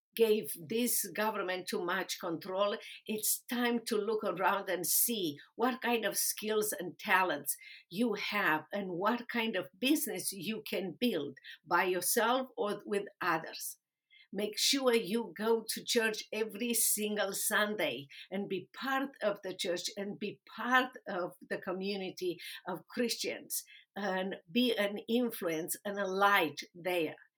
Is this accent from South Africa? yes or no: no; Romania; English is a second language; moved away as an adult; also born or lived in Dallas, Texas; now in United States; I was a lawyer in Romania defending human and religious rights